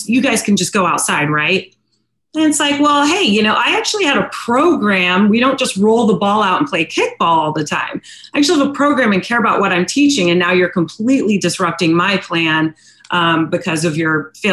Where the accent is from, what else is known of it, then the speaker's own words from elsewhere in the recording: Northern Virginia, United States; also born or lived in San Diego, California; now in Virginia Beach, United States; I was born in San Diego, raised in Virginia, in Northern Virginia